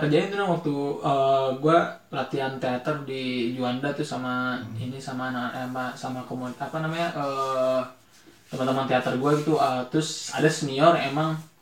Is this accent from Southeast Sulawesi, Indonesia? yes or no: no; Bogor, West Java, Indonesia; kita dari lahir emang di Bogor